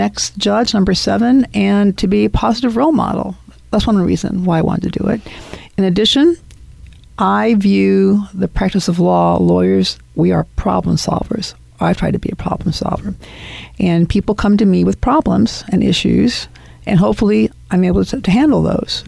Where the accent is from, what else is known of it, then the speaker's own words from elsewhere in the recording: Murphysboro, Illinois, United States; I am a Jackson County native. I have lived here since I was born.